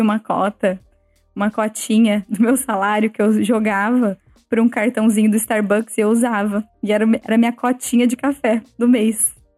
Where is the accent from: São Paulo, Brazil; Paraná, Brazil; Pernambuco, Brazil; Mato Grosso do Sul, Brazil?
São Paulo, Brazil; Ribeirão Preto; moved away as an adult; now in Amsterdam, Netherlands; Ribeirão Preto, que é a cidade onde eu nasci e onde eu estudei até o final do colegial